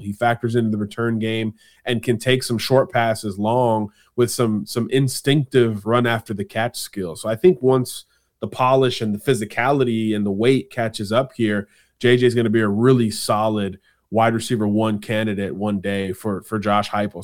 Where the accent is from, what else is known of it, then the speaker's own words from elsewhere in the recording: Florida, United States; my home state.